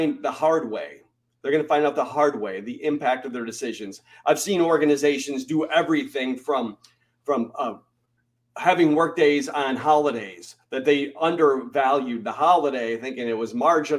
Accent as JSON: {"language": "English", "region": "Michigan", "country": "United States", "tie": "born or raised there", "also_born_or_lived": "North Carolina", "moved": "as an adult", "said": "I grew up in Michigan, where we celebrated Labor Day."}